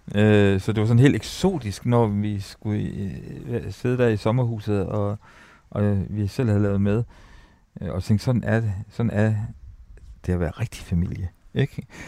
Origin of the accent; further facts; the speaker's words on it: Ry, Central Denmark Region, Denmark; jeg var opvokset øh, på højskole. Altså, jeg er født på Rui Højskole